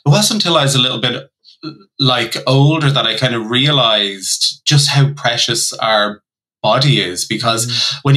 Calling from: Mullingar, Westmeath, Ireland; I'm joining you from Mullingar, which is about an hour outside of Dublin in the Midlands of Ireland.

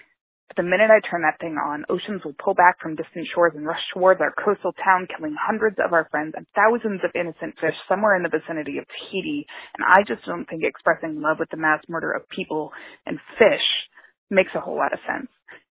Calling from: Pittsburgh, Pennsylvania, United States; I'm calling from Pittsburgh, Pennsylvania

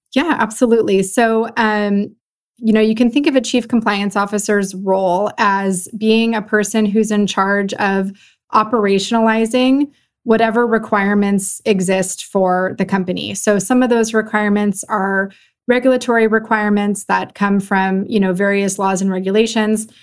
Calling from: Los Gatos, California, United States; I'm calling in from Los Gatos, California, which is about sixty miles, uh, southwest of San Francisco.

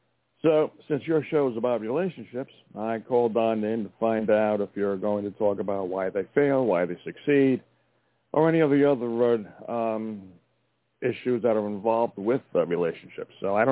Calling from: Montana, United States; from Montana.

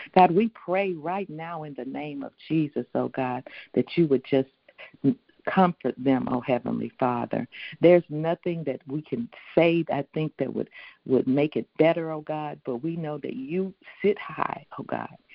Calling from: Houston, Texas, United States; calling in from Houston, Texas

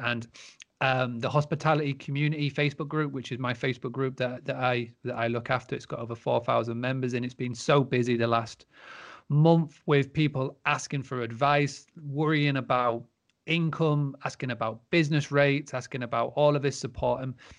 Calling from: Scarborough, Yorkshire and the Humber, United Kingdom; So I am currently in Scarborough, which for those who don't know, is in the northeast of the UK in Yorkshire. I'm currently at the Granary Farmstay, which is my family's farmstay business.

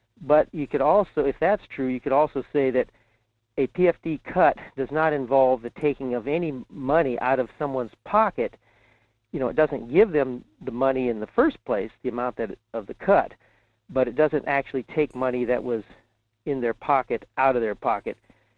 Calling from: Fairbanks, Alaska, United States; in Fairbanks.

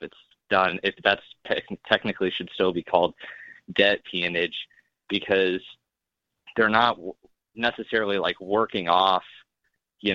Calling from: Nebraska, United States; from Nebraska.

